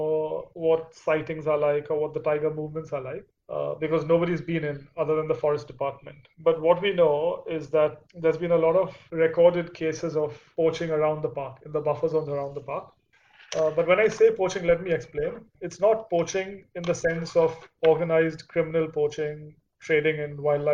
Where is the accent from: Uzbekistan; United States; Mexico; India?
India; do we as an Indian culture